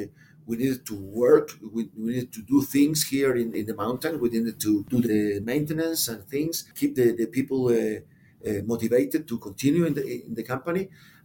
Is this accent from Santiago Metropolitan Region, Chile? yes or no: yes; Santiago, Santiago Metropolitan Region, Chile; I was born and grew up in Santiago